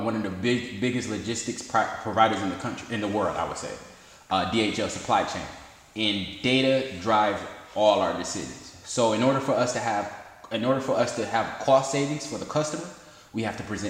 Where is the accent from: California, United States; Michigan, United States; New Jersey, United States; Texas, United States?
Michigan, United States; Detroit; I've been living in this city all my life